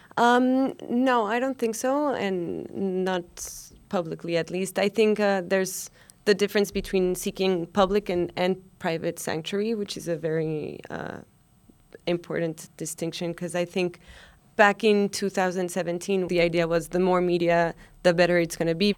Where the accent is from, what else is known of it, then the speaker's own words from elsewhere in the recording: Mexico; now in New York City, United States; I'm originally from Mexico